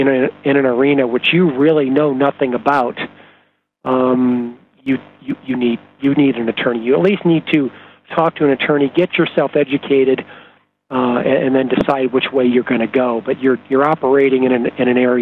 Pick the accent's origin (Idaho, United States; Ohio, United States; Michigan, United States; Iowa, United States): Iowa, United States; moved away as an adult; also born or lived in Arizona / Chicago; now in Phoenix, United States; I am a good, hardworking Midwestern boy. I grew up in Iowa. Moved to Arizona when I was 20 years old to go to school.